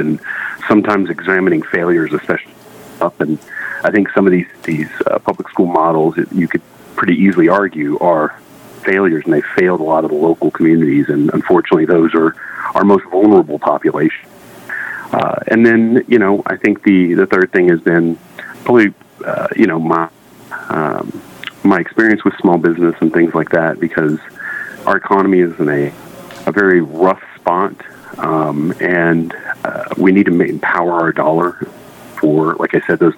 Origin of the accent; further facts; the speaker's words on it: Waco, Texas, United States; I was born and raised in Waco, Texas